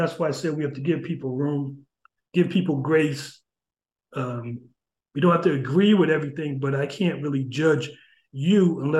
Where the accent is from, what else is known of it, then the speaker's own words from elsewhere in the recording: New Haven, Connecticut, United States; You know, as when I was growing up in New Haven, I grew up, you know, in the projects in Ashland Street, and it was heaven at times, and it was hell at times, you know.